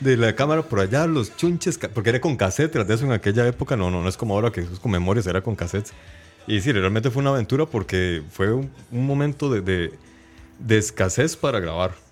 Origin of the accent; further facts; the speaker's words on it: Heredia, Costa Rica; Osman y yo somos de la Aurora de Heredia también